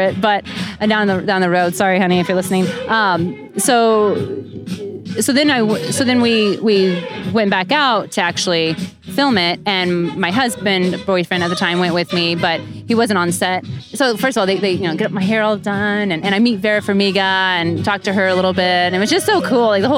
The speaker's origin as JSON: {"language": "English", "town": "Kansas City", "country": "United States", "said": "I'm from Kansas City."}